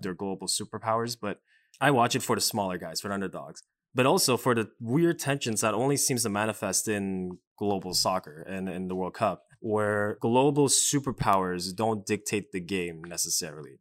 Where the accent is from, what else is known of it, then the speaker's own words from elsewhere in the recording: Canada; growing up as a Canadian